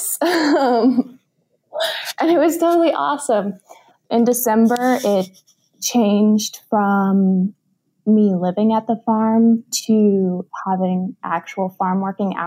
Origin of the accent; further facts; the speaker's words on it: Central Illinois, United States; I'm a total Midwestern farm girl currently living in Central Illinois. I actually grew up in a very small farming community around here